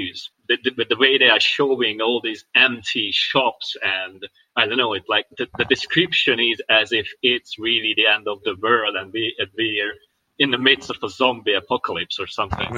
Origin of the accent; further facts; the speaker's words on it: Hungary; now in Italy; Hungary, my home country